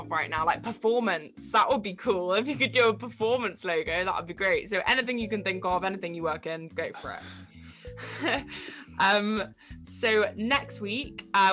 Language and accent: English; England, United Kingdom; I am English